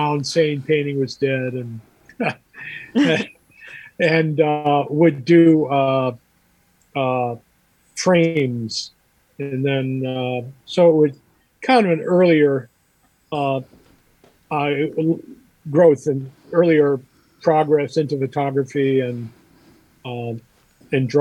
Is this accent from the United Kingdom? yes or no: no; Beverly Shores, Indiana, United States; I grew up in Beverly Shores and went to grade school at St. Pat's in Chesterton.